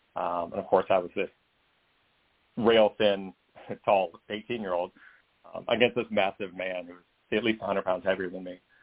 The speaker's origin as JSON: {"language": "English", "region": "the South", "country": "United States", "tie": "born or raised there", "said": "I'm growing up in the South uh, in conservative areas."}